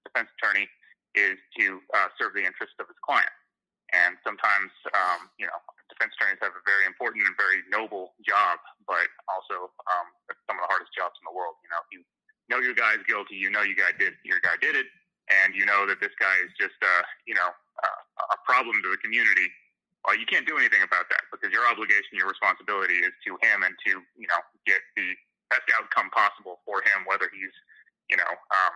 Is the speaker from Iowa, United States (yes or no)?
yes; Fairfield, Iowa, United States; also born or lived in California; So when I was 8, they moved back here. We bought some land and kind of grew up in Fairfield